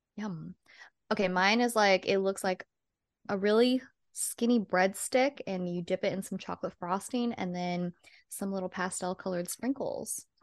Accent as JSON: {"language": "English", "town": "Redding", "region": "California", "country": "United States", "tie": "born or raised there", "said": "in my hometown that we used to go to a lot, shout out Sailing Boat in Redding, California"}